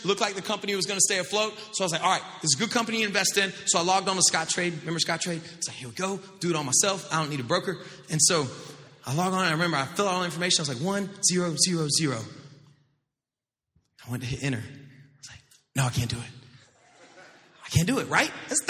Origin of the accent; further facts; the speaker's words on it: Florida, United States; I grew up in the South, like not South Florida. I mean, the real South, like Northwest Florida, like on up there.